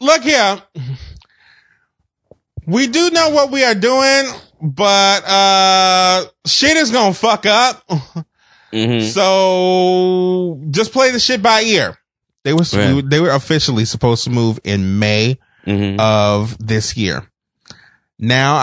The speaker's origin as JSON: {"language": "English", "town": "Marrero", "region": "Louisiana", "country": "United States", "tie": "born or raised there", "said": "I grew up in Marrero"}